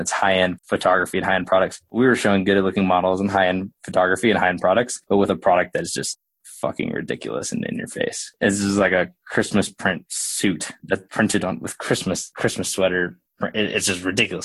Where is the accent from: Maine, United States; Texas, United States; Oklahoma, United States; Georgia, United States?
Oklahoma, United States; moved away as an adult; also born or lived in Colorado; now in Denver, United States; I grew up in Oklahoma.